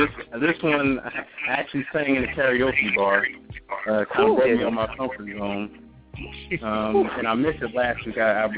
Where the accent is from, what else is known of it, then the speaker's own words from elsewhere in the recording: East Orange, New Jersey, United States; I come from the one and only greatest city on the planet, East Orange, New Jersey.